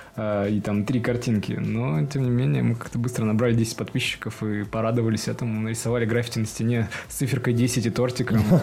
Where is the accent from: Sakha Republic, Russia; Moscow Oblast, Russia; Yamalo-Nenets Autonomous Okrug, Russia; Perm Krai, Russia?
Perm Krai, Russia; Perm; откуда я родом? Из Перми